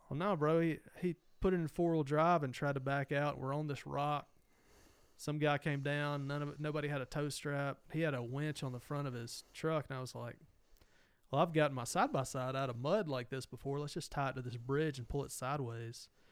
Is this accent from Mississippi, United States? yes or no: yes; Mississippi, United States; growing up in Mississippi